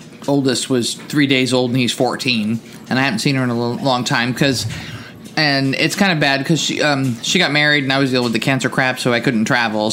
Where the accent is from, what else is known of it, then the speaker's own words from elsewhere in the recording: New Jersey, United States; I'm from New Jersey